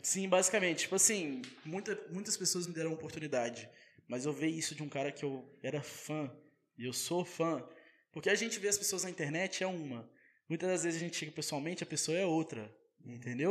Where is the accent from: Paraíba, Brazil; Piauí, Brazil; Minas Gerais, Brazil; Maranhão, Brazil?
Minas Gerais, Brazil; Rodeiro; also born or lived in Ubá / Paraná; now in Volta Redonda, Brazil; eu sou de rodeiro. Nasci em Ubá, né? Mas sou de rodeiro. Morei minha vida toda em rodeiro